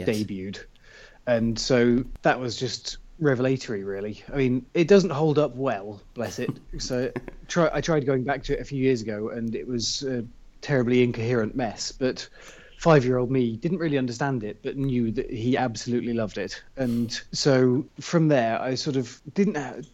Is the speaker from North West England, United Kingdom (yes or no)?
no; South West England, United Kingdom; also born or lived in Bristol; In the southwest of England. I was born in a relatively smallish city called Bristol and left there with the family when I was about 8 to grow up in the countryside